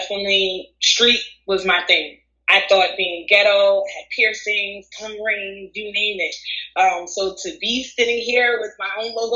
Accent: United States; I was born here in America

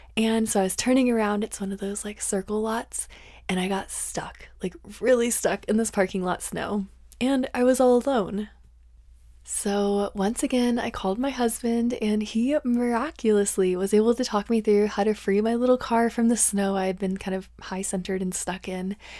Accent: northern Colorado, United States; born or raised there

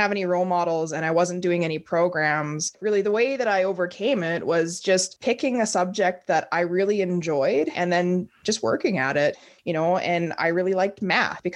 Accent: Grande Prairie, Alberta, Canada; also born or lived in Whitehorse, Yukon; I was born up in Whitehorse, Yukon back in 1991, and I was raised in Grand Prairie.

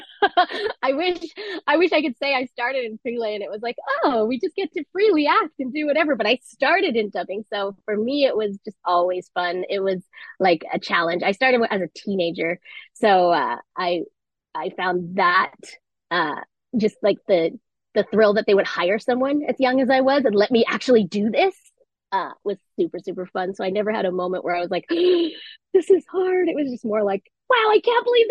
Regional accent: Vancouver, British Columbia, Canada; moved away as an adult; also born or lived in New York; I came home because Vancouver's my hometown

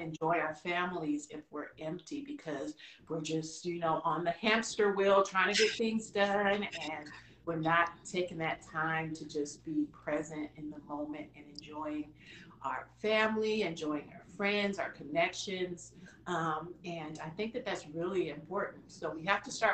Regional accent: San Diego, California, United States; I'm from San Diego, California. So I was born and raised here.

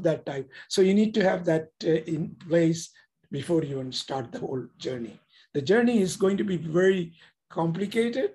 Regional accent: India; moved away as an adult; now in United States; we came from India. My kids are born here.

